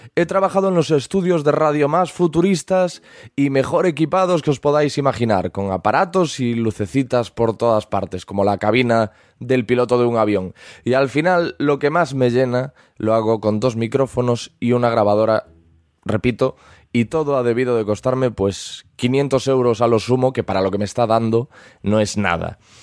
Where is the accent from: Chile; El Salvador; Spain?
Spain; Galicia; se me percibe por el acento, pero soy gallego